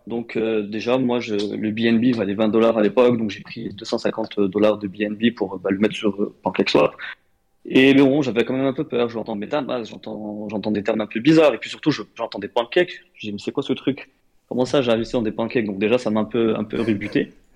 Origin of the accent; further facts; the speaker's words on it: Morocco; moved away as an adult; now in France; j'ai grandi au Maroc